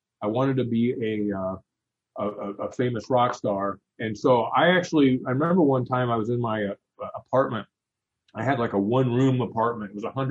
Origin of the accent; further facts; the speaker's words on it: Indiana, United States; Grace College Theological Seminary is right here, which is Grace Brothers College is right here in my hometown.